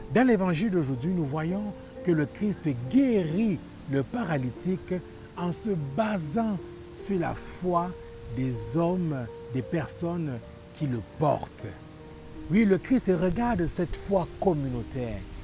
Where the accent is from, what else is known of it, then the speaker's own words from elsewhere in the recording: Quebec, Canada; en tant que Québécois